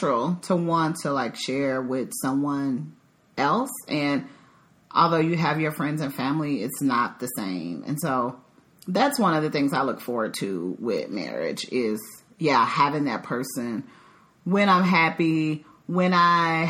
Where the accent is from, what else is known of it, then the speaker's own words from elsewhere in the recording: Dallas, Texas, United States; moved away as an adult; also born or lived in Chicago; now in Dallas, United States; I'm originally from the Dallas-Fort Worth area, but I have been gone for 10 years because I lived in Chicago for a little over a decade